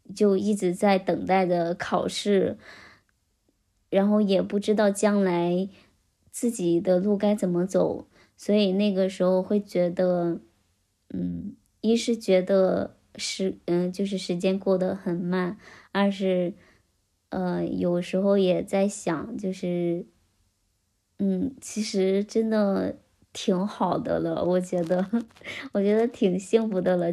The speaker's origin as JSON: {"language": "Chinese", "town": "Xihua", "region": "Henan", "country": "China", "tie": "born or raised there", "said": "我们西华县逍遥镇"}